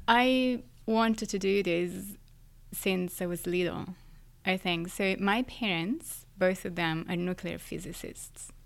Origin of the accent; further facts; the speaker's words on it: Florence, Tuscany, Italy; now in New York City, United States; I was born and raised in Florence, in Italy, but I live in New York City.